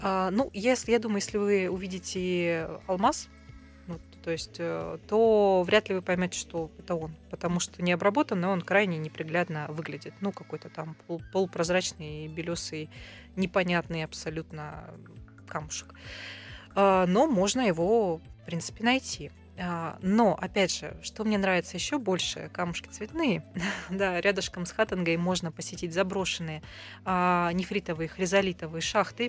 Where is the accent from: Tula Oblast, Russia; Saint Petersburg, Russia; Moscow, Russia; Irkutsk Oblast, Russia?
Irkutsk Oblast, Russia; Irkutsk; этнически я из Иркутска Московской области, поэтому я видела, как там все развивалось